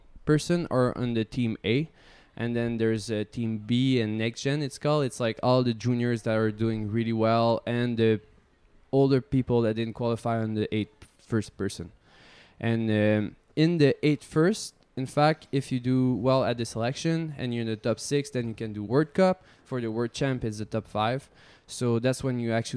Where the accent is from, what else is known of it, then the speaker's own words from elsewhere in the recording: Montreal, Quebec, Canada; I was from Montreal